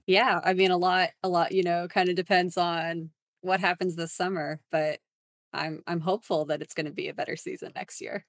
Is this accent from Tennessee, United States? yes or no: no; San Antonio, Texas, United States; I'm also from San Antonio, Texas